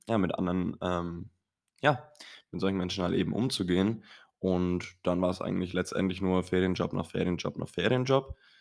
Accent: Kronach, Bavaria, Germany; bei uns in Kronach

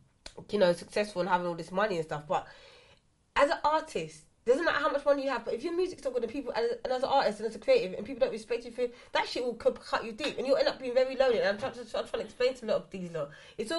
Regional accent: England, United Kingdom; And obviously, again, I come up from England.

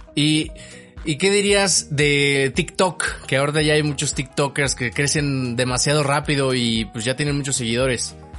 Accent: Mexico; ya tienes aquí un amigo en México

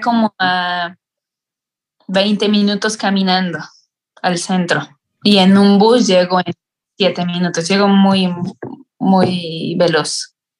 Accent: Mexico; moved away as an adult; now in Italy; soy una estudiante mexicana

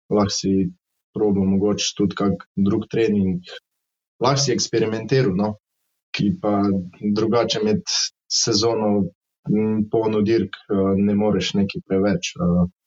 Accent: Mozirje, Savinja, Slovenia; prihajam iz Mozirja.

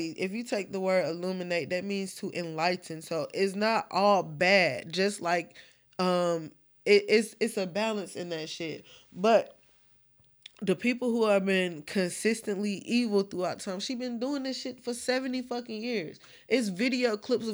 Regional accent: United States; I'm American

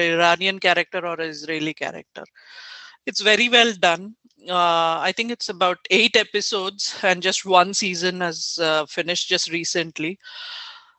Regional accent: India; as an Indian

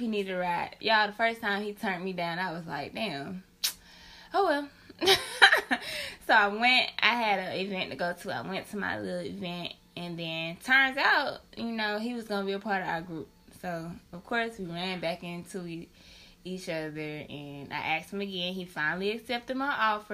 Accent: Memphis, Tennessee, United States; also born or lived in Cordova, Tennessee; I'm from Memphis.

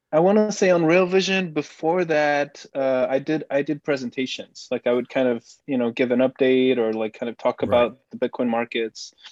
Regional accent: Belgium; first language Dutch; English is a second language; moved away as an adult; I, grew up in Belgium. I lived there more or less until 2014

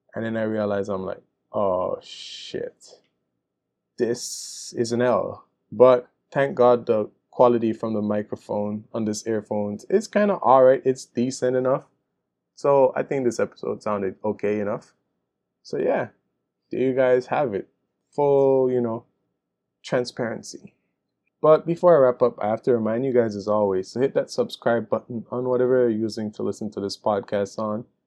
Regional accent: Belize; my country Belize

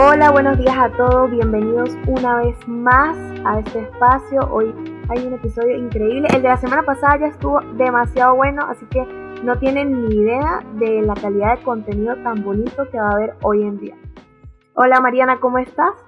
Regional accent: Venezuela; now in Santiago, Chile; nací en Venezuela y actualmente vivo en Santiago de Chile

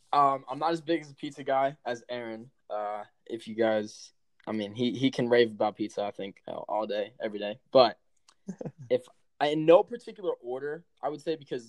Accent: Chicago, Illinois, United States; I'm from Chicago.

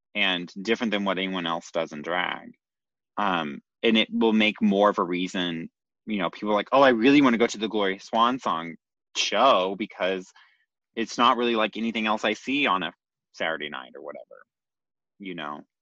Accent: Nashville, Tennessee, United States; growing up in Nashville

